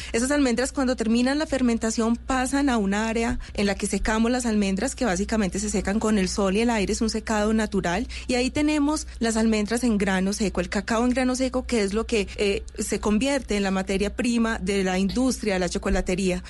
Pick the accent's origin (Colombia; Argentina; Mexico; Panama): Colombia